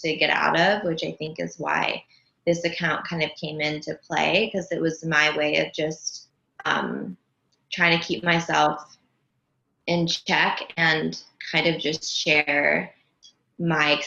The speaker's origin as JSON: {"language": "English", "town": "Los Angeles", "region": "California", "country": "United States", "tie": "born or raised there", "said": "I grew up in Los Angeles. I've only ever lived here"}